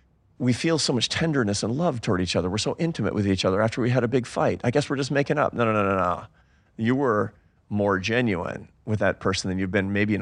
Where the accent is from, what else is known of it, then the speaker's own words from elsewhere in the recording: Seattle, Washington, United States; I'm from Seattle. We don't do that.